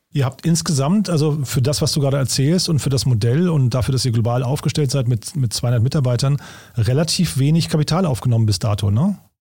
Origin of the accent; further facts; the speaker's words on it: Hofheim am Taunus, Hesse, Germany; moved away; nach Hofheim in meine Heimatstadt